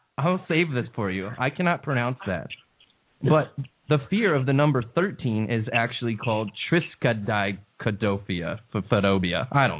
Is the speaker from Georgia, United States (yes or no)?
yes; Atlanta, Georgia, United States; now in Austin, United States; growing up in Atlanta, Georgia